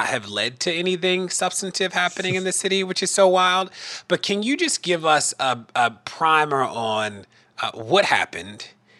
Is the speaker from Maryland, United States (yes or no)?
yes; Baltimore, Maryland, United States; my hometown, Baltimore.